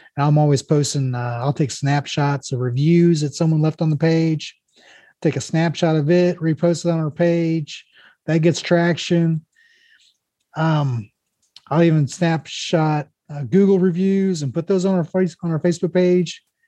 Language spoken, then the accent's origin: English; Mexico, United States; this is Mexico, my hometown